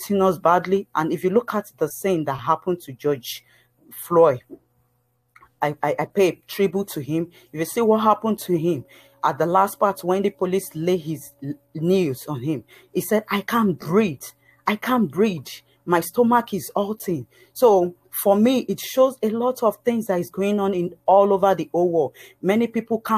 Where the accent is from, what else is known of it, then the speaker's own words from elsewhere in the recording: Nigeria; now in Halifax, United Kingdom; originally I'm from Nigeria. I moved to Halifax